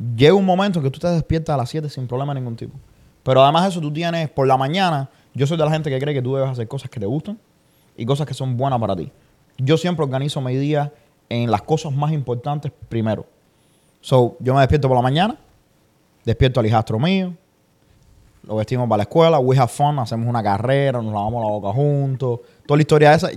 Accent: Santa Clara, Villa Clara, Cuba; moved away as an adult; now in United States; yo soy de Santa Clara

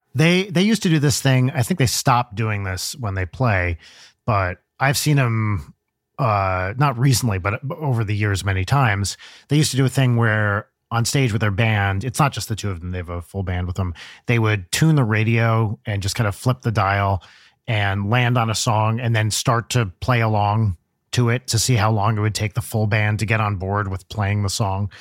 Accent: New Jersey, United States; I grew up in Jersey

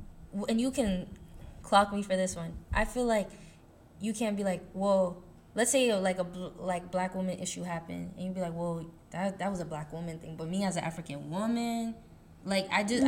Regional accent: Haiti; And my accent is not that strong, so it's just like. I feel like black is like, okay, yeah, I'm a black person, but I'm Haitian.

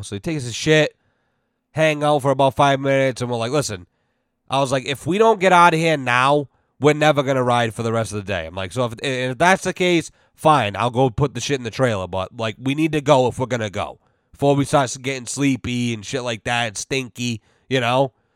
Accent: Massachusetts, United States; we're from Mass

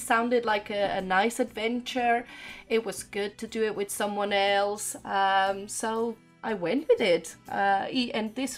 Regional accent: Argentina; now in United Kingdom; I'm Argentinian, but I do have a Portuguese passport

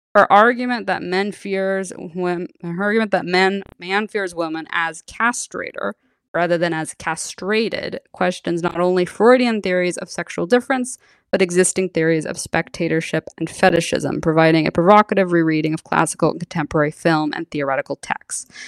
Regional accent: San Francisco, California, United States; I am from San Francisco, born and raised

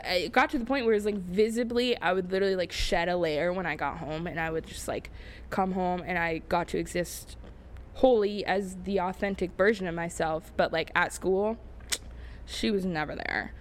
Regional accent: Dayton, Ohio, United States; now in Columbus, United States; I grew up an hour from here in, I'll say it, Dayton, Ohio. Uh, born and raised in Ohio

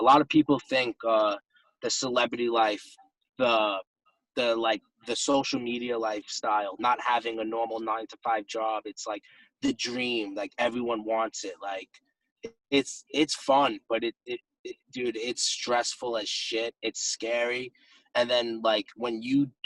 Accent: New York City, New York, United States; moved away; I'm coming from Staten Island

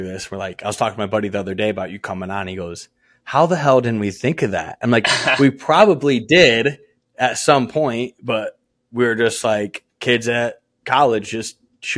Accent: Michigan, United States; I'm from Michigan.

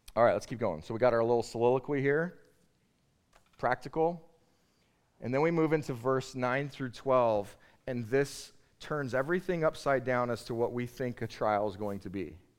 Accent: United States; I'm an American

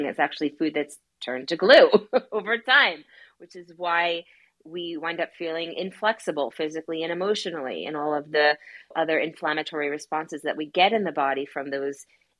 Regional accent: New York, United States; I'm from New York, and growing up there was a very like intense lifestyle

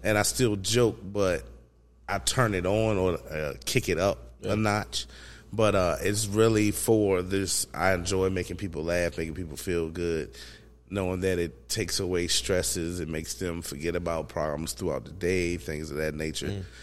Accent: Emporia, Virginia, United States; I was raised in Emporia

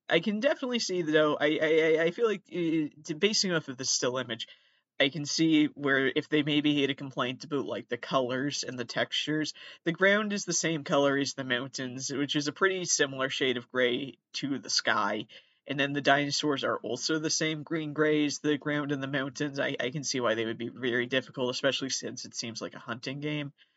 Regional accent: Massachusetts, United States; A lot of people do think I'm from New York. I'm actually from Massachusetts.

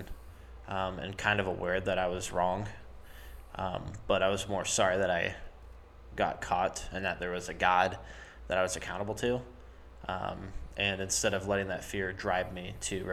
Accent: Summerville, South Carolina, United States; I'm from Somerville

